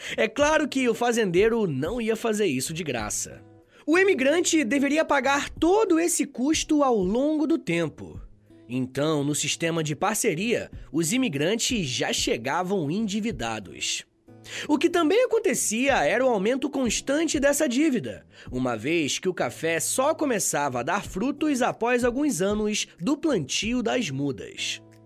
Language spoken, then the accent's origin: Portuguese; Brazil; Nós, enquanto brasileiros